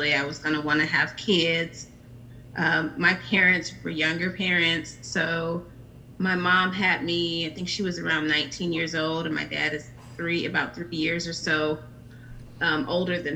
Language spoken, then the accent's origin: English; Riverside, California, United States; moved away as an adult; now in Atlanta, United States; I'm from Riverside, California. So that's Southern California